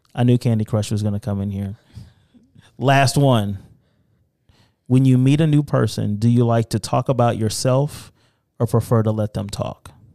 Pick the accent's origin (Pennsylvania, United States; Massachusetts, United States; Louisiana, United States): Louisiana, United States; moved away; I'm originally from Louisiana